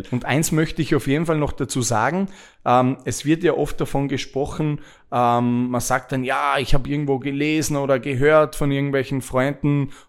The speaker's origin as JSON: {"language": "German", "country": "Austria", "moved": "yes", "lives_now": "Dubai, United Arab Emirates", "said": "Wir sind von Österreich nach Dubai gezogen, um eben dort zu arbeiten"}